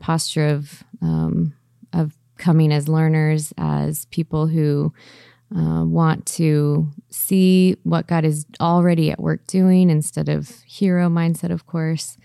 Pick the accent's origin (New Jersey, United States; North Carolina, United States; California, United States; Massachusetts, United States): California, United States; Southern; I grew up in Southern California